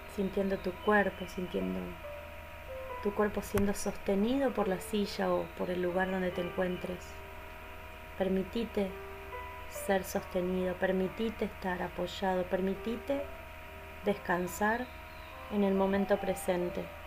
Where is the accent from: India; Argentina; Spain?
Argentina; soy de Argentina, docente y facilitadora de mindfulness